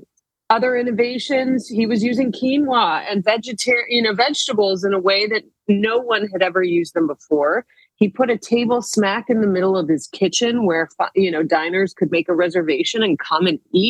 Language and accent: English; Chicago, Illinois, United States; I grew up in Chicago. I went to his high school. My mom was a food critic there.